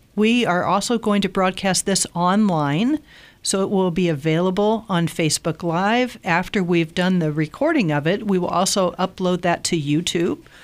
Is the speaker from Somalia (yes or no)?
no; Southern Illinois, United States; I grew up in Southern Illinois in an unchurched home